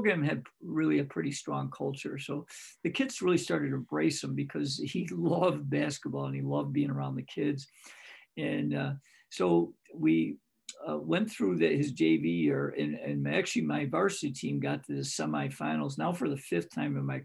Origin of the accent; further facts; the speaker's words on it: Greece, New York, United States; my hometown in Greece